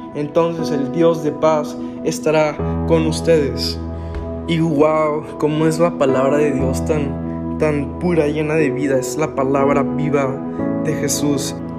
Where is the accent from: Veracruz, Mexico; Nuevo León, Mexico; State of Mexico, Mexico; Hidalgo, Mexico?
Nuevo León, Mexico; Monterrey; Yo soy de Monterrey, Nuevo León, 100% regio.